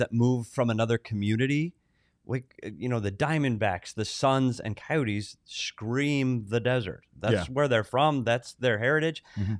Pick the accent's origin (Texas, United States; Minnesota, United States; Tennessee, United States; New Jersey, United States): Minnesota, United States; now in Phoenix, United States; my home state of Minnesota.